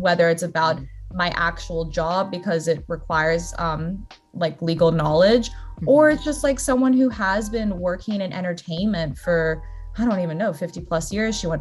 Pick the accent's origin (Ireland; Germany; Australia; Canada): Australia; moved away as an adult; also born or lived in Brazil; now in United States; I was very fortunate to have grown up in Australia